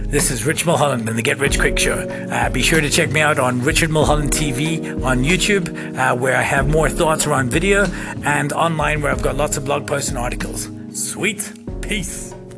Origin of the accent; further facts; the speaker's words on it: Scotland, United Kingdom; now in South Africa; I'm from Scotland